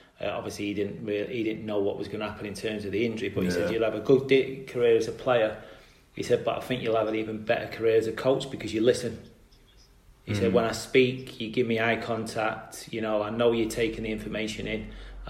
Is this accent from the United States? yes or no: no; Salford, North West England, United Kingdom; anyone who knows Salford as a place, it's very much a red city. Obviously, Manchester's a big place. Greater Manchester's an even bigger place. But as a Salford lad